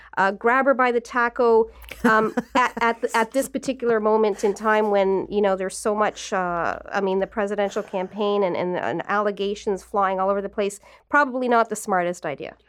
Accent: Newmarket, Ontario, Canada; I was from, I'm from Newmarket.

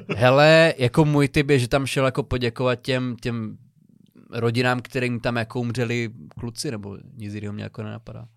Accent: Přerov, Olomouc Region, Czechia; pocházím z, z Přerova

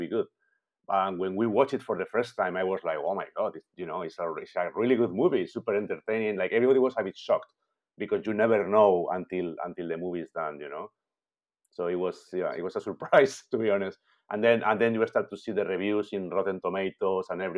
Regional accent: Spain; moved away as an adult; also born or lived in London / Vancouver; now in Montreal, Canada; I'm from Spain

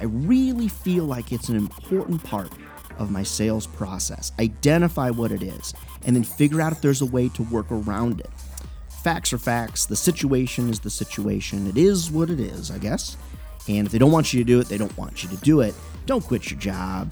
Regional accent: Clinton, Iowa, United States; I'm an Iowa guy. I was born in Iowa, Clinton, Iowa.

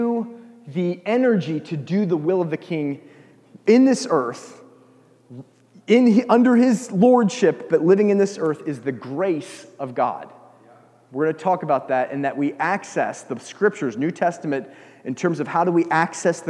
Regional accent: United States; moved away; I'm an American

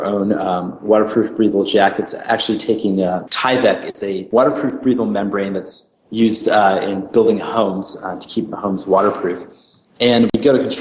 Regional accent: New England, United States; growing up in the U.S. I'm from the New England area, and the weather changes a lot.

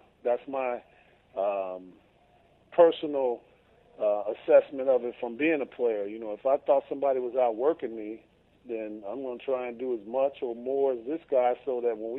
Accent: Chicago, Illinois, United States; I'm from Chicago, and you know I grew up watching the Cubs

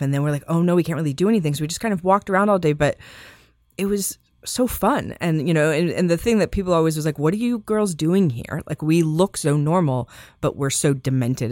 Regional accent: Las Vegas, Nevada, United States; I grew up in Las Vegas

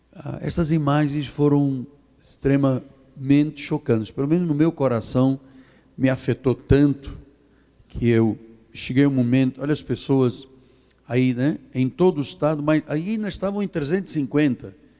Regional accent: Angola; moved away; also born or lived in Portugal; eu nasci em Angola, eu sou africano

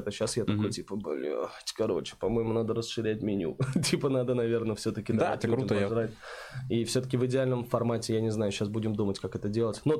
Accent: Oktyabrsky, Bashkortostan, Russia; also born or lived in Saint Petersburg / Nizhnekamsk; now in Kazan, Russia; Нет, я вообще родился в Питере, потом жил в Башкирии 10 лет в Октябрьском, потом в Нижнекамске жил, в 2015 году переехал в Казань только.

